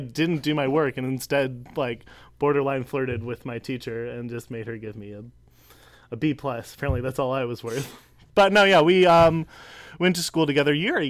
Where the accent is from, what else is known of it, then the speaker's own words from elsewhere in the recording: Birmingham, Michigan, United States; I was born here in Birmingham, Michigan.